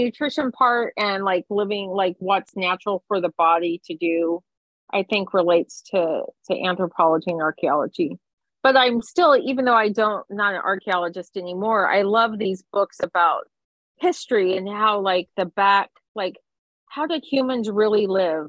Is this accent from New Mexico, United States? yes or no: yes; Silver City, New Mexico, United States; I grew up outside of Silver City, New Mexico